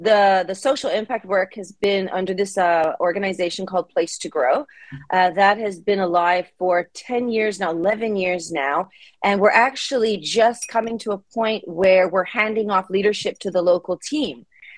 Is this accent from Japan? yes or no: yes; Japan; also born or lived in United States; I grew up in Japan, in rural Japan. I'm originally from the U.S.